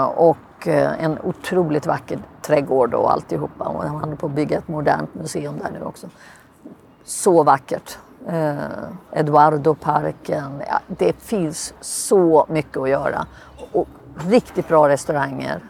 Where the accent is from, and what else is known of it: Sweden; moved away as an adult; now in Lisbon, Portugal